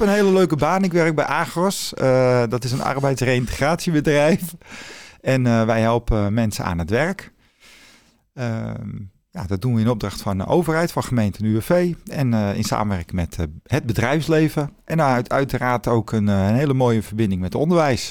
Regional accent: Zaanstad, North Holland, Netherlands; ik kom uit Zaanstad.

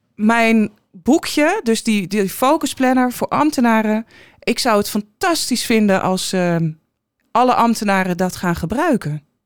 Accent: Den Helder, North Holland, Netherlands; moved away as an adult; also born or lived in Almelo / Enschede / Alkmaar; twaalf jaar gewoond, daar opgegroeid.

